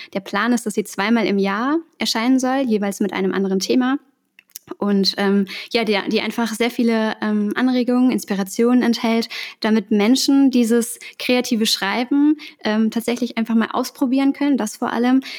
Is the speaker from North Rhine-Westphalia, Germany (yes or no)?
yes; Essen, North Rhine-Westphalia, Germany; moved away as an adult; also born or lived in Berlin / Potsdam; ich bin gebürtig aus Essen und bin dann zum Studium äh, nach Berlin gezogen